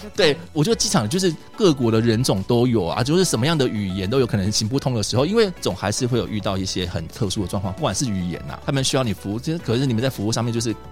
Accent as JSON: {"language": "Chinese", "country": "Taiwan", "said": "我们台湾人"}